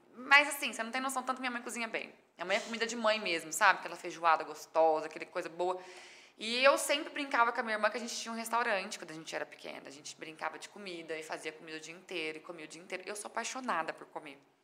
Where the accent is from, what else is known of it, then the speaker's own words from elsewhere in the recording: Mirassol, São Paulo, Brazil; also born or lived in São José do Rio Preto; Eu sou de Mirassol